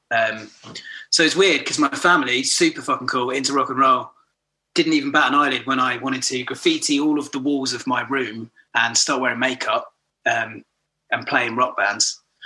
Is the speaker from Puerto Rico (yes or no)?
no; Horsham, South East England, United Kingdom; also born or lived in Brighton; grew up in Horsham in Sussex, West Sussex